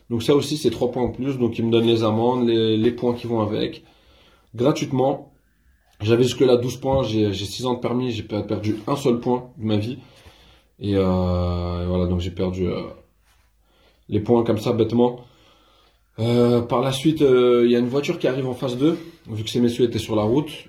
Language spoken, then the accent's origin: French; France; je suis français avant tout